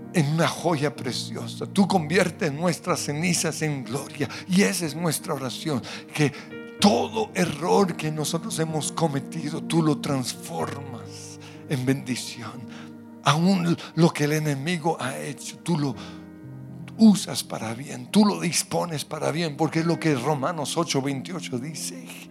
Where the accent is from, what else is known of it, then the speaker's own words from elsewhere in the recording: Colombia; como colombianos